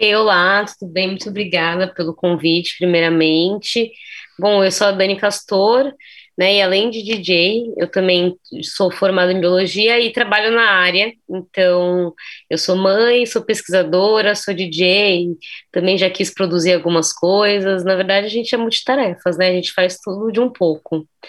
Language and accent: Portuguese; São Paulo, Brazil; a gente é de São Paulo